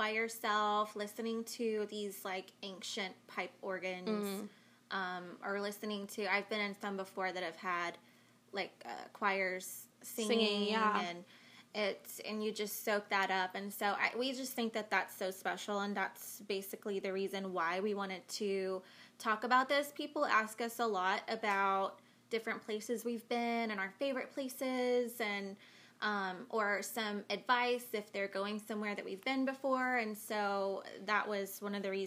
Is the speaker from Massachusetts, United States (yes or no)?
no; Florida, United States; we were raised where we were